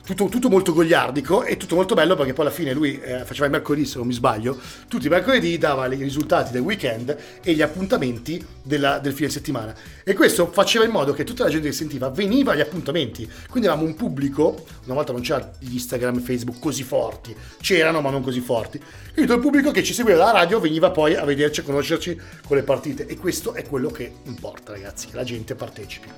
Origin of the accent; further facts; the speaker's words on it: Milan, Lombardy, Italy; da buon milanese